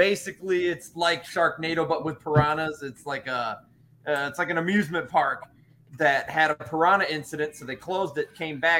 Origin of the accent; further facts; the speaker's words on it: Michigan, United States; I'm from Michigan